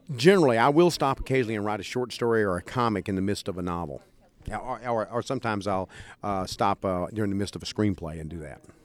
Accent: East Texas, United States; growing up in East Texas, that's a kind of sense of humor that a lot of people have

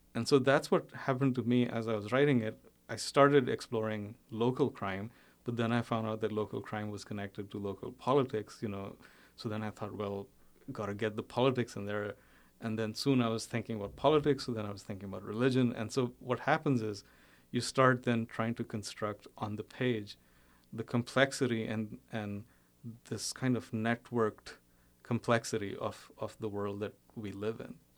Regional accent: India; moved away as an adult; also born or lived in Bombay / Uttar Pradesh (family origin) / United States; I, I, was born and brought up in India, and actually still still spend about half the year there

